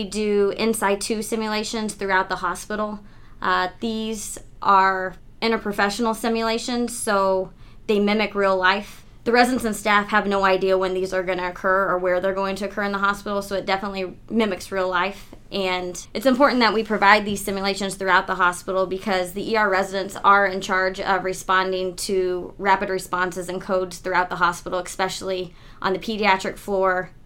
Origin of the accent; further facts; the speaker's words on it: Southern Illinois, United States; moved away as an adult; also born or lived in Bradenton, Florida; now in Michigan, United States; I was born in Southern Illinois and grew up there